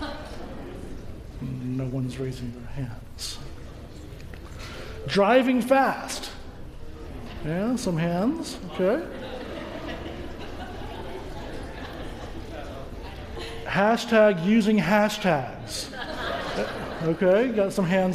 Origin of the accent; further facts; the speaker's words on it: Georgia, United States; moved away; I was a young boy growing up in Georgia